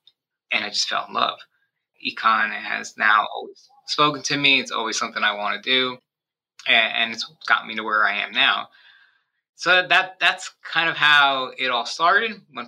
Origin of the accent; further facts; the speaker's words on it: New York, United States; also born or lived in Miami / New Jersey; And so I was born in Miami. I was raised in New York and New Jersey. I've lived in 6 different states, 8 different towns, gone to 10 different schools.